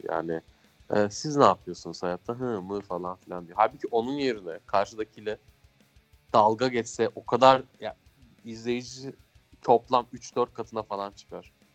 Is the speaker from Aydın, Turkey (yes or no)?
no; Ankara, Turkey